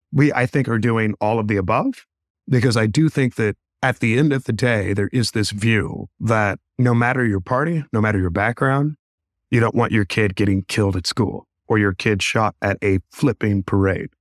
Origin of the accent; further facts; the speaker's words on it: Kansas City, Missouri, United States; I grew up in Kansas City. I grew up in some of Kansas City's toughest neighborhoods